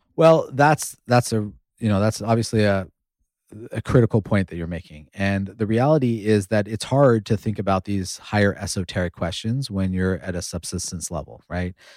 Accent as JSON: {"language": "English", "country": "United States", "tie": "born or raised there", "said": "I grew up in the United States at a time when we didn't have a lot of Indian role models."}